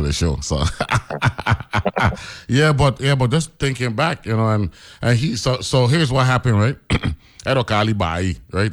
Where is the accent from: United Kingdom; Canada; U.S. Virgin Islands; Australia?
U.S. Virgin Islands; we grew up on St. Croix.